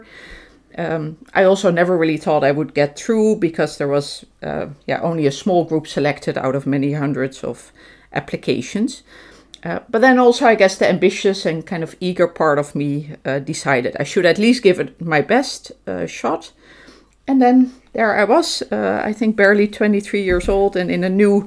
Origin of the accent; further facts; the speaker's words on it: Amsterdam, North Holland, Netherlands; moved away as an adult; now in Laren, Netherlands; I'm from Amsterdam, but we moved to Laren